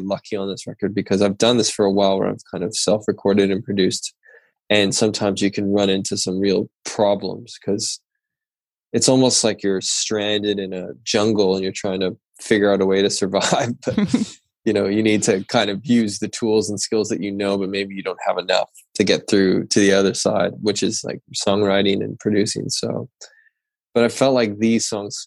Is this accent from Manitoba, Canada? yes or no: no; Port Coquitlam, British Columbia, Canada; I grew up outside of Vancouver in Canada in a smaller town called Port Coquitlam